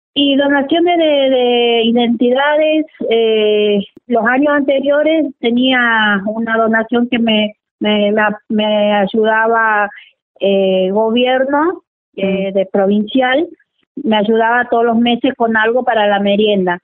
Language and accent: Spanish; Juan José Castelli, Chaco, Argentina; moved away as an adult; now in Ushuaia, Argentina; yo soy oriunda de Juan José Castelli Chaco